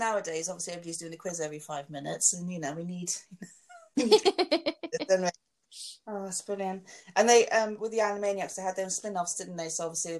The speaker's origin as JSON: {"language": "English", "region": "London", "country": "United Kingdom", "accent": "Londoner", "said": "So I'm really Londoner when I say that, Marbella."}